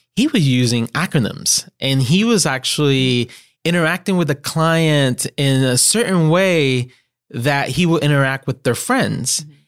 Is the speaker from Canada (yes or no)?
no; Puerto Rico; first language Spanish; English is a second language; moved away as an adult; now in Greenville, United States; I was born, born and raised in Puerto